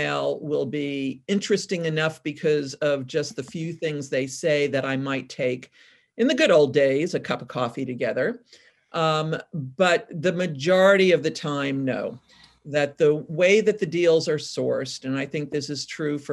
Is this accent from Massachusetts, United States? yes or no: no; New York, United States; also born or lived in California; now in Portland, United States; I'm originally from New York